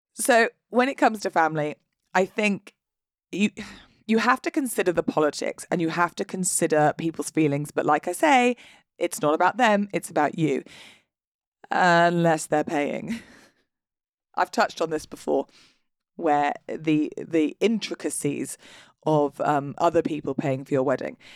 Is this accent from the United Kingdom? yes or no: yes; United Kingdom; we're British. We're British, and therefore we are not going to talk about our emotions out loud